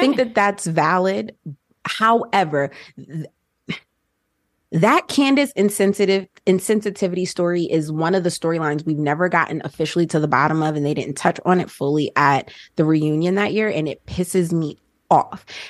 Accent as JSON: {"language": "English", "region": "New Jersey", "country": "United States", "tie": "born or raised there", "also_born_or_lived": "Georgia", "moved": "yes", "said": "born and raised in Jersey, and then my family moved to Georgia"}